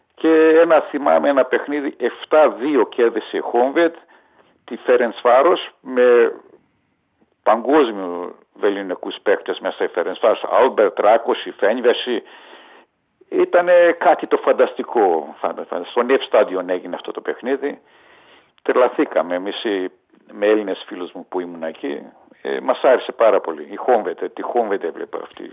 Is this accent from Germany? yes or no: no; Budapest, Hungary; also born or lived in Ózd, Hungary; now in Greece; Γεννήθηκα το 1953 στο Οζτ της Ουγγαρίας